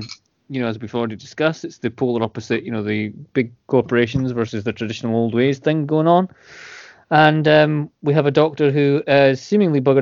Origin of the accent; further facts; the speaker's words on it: Scotland, United Kingdom; I'm Scottish